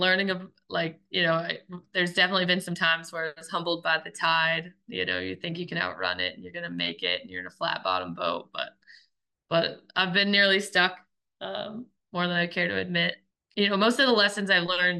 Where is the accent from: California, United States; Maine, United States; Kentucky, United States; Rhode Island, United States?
Maine, United States; Belfast; also born or lived in New Hampshire; I grew up pretty much all of my life that I'm in memory in Belfast, Maine, which is a small coastal town in the mid coast.